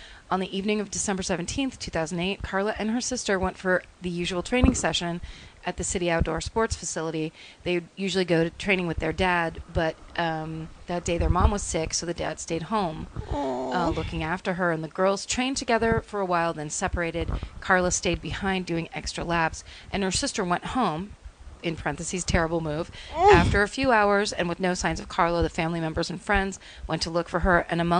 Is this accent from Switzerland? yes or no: no; Chile; now in New Zealand; I'm originally from Chile, but I've lived in New Zealand, NZ.